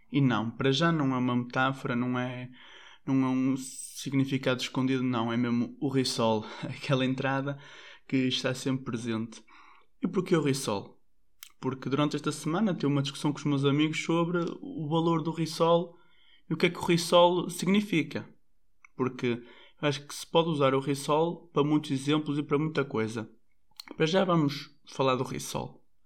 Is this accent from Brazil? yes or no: no; Portugal; nós portugueses